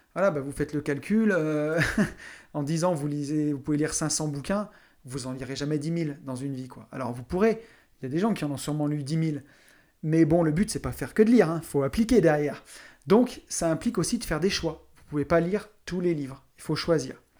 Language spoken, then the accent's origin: French; near Saint-Étienne, Auvergne-Rhône-Alpes, France; je viens d'à côté de Saint-Étienne, une grande ville minière